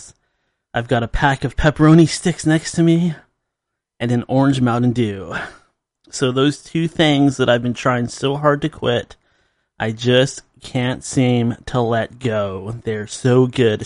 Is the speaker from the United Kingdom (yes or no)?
no; Seattle, Washington, United States; my hometown, Seattle.